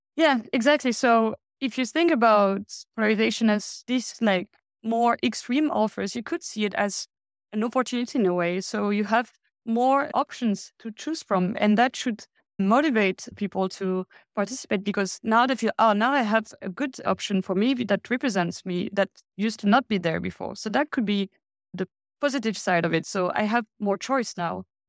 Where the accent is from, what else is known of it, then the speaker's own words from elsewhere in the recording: France; now in Denmark; I come from France